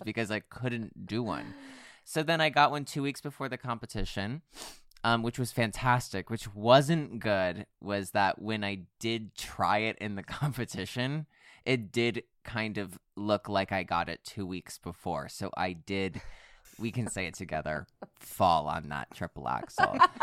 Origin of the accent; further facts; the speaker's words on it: United States; I'm also American